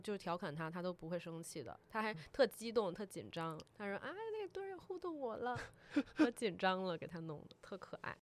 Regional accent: Taiwan; moved away; 我是一个台湾人

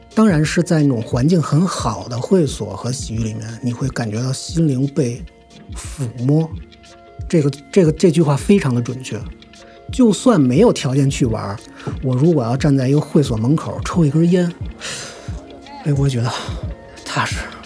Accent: Beijing, China; 我今年三十三，呃，土生土长的北京人

